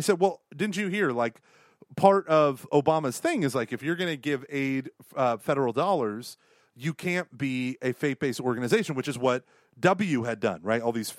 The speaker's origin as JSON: {"language": "English", "country": "Canada", "said": "as we're walking down the street, and we're like, hello, we are from Canada."}